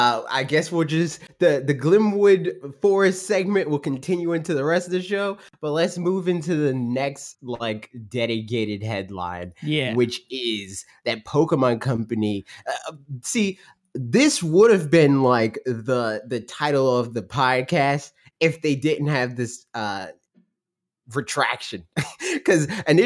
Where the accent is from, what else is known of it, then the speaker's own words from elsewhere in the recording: United States; I'm American.